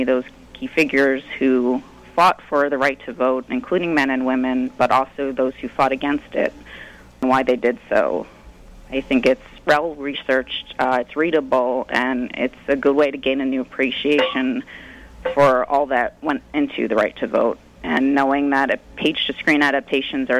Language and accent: English; Nyack, New York, United States; I grew up in Nyack, graduating from Nyack High School